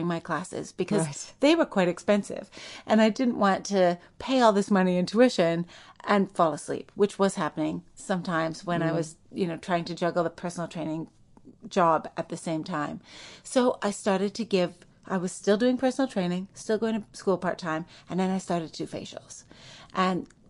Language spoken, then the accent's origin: English; Saskatoon, Saskatchewan, Canada; moved away as an adult; also born or lived in New York; growing up in Saskatoon, Saskatchewan